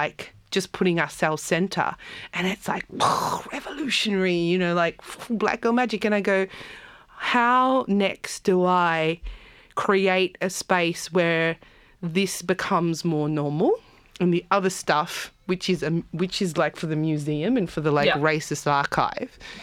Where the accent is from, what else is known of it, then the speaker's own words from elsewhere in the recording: Campbelltown, New South Wales, Australia; also born or lived in South Africa; I was as a teenager growing up in Campbelltown.